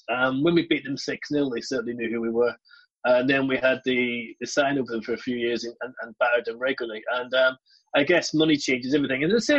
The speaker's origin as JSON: {"language": "English", "town": "Belfast", "region": "Northern Ireland", "country": "United Kingdom", "tie": "born or raised there", "moved": "yes", "said": "I grew up in Belfast"}